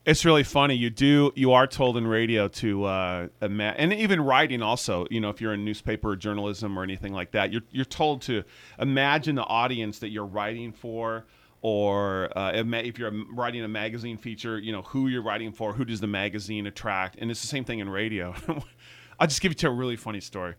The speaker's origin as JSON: {"language": "English", "town": "El Cerrito", "region": "California", "country": "United States", "tie": "born or raised there", "also_born_or_lived": "San Francisco", "said": "born in San Francisco and then, uh, was raised in the El Cerrito, Richmond Hills kind of area"}